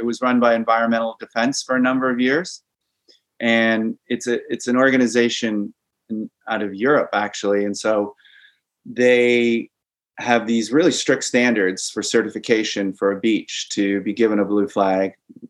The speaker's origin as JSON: {"language": "English", "region": "Great Lakes", "country": "Canada", "tie": "born or raised there", "said": "Maybe because I grew up in the Great Lakes, I love the ocean."}